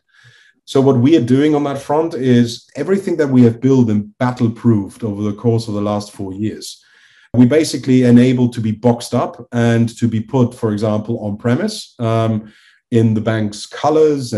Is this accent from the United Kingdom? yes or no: no; Liechtenstein; I'm originally from Liechtenstein, so it is like I grew up